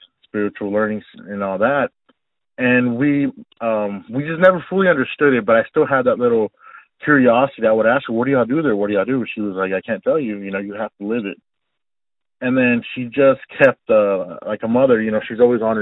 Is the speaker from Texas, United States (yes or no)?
yes; Austin, Texas, United States; also born or lived in Dallas, Texas; I was born in Dallas, Texas, but moved to the Austin area when I was one. So I guess I could say I'm an Austin native since day one